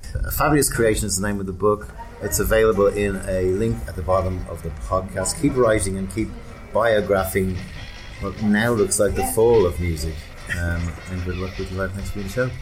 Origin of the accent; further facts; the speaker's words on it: Dublin, Leinster, Ireland; in Dublin in the 70s when I was growing up